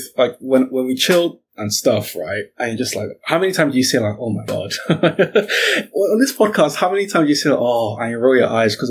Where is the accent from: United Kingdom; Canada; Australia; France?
United Kingdom; I'm British.